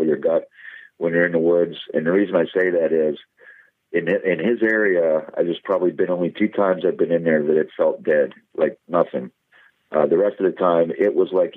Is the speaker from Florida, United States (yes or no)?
no; Pennsylvania, United States; it's here it is in my home state